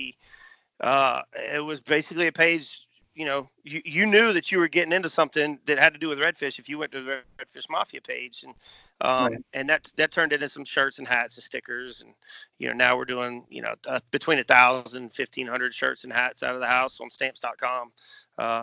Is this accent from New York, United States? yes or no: no; Pawleys Island, South Carolina, United States; moved away as an adult; also born or lived in Charleston, South Carolina; growing up in Pauly's